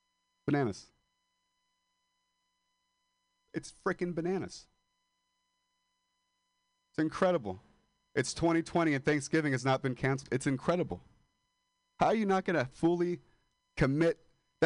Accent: Modesto, California, United States; moved away as an adult

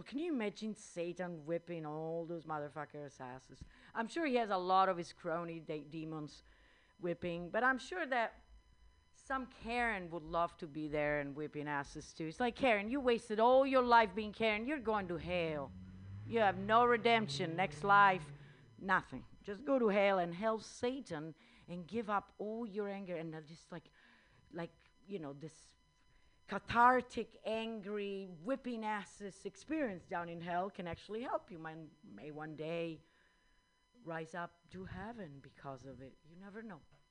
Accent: Rome, Lazio, Italy; accent: Italian; English is a second language; also born or lived in India / Netherlands; now in United States; I was born in that little town in the center of Italy, which I just said the name. It's Rome

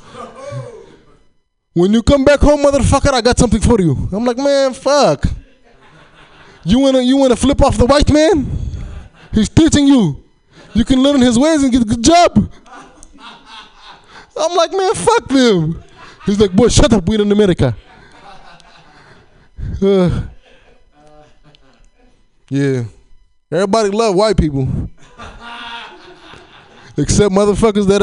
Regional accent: Chicago, Illinois, United States; moved away; also born or lived in Hayward, California; I'm from Chicago originally

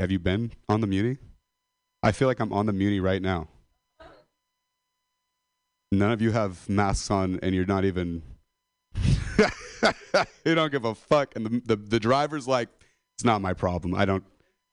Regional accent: Modesto, California, United States; I'm a dropout from Modesto

